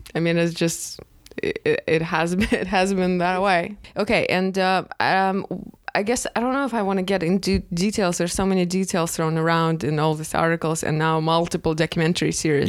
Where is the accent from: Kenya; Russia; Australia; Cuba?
Russia; now in United States; I'm from Russia